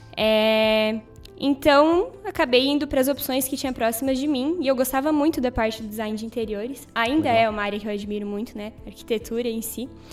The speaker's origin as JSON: {"language": "Portuguese", "country": "Brazil", "tie": "born or raised there", "moved": "yes", "said": "Eu sou natural da cidade de Itaió."}